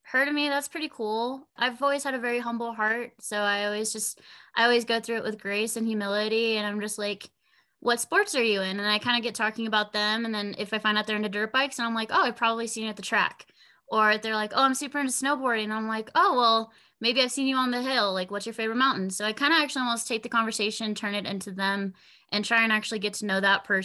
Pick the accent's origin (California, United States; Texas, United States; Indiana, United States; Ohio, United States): California, United States; Corona; Cool, oh, man. Uh, so Corona and just like the Inland Empire is very heavy into action sports.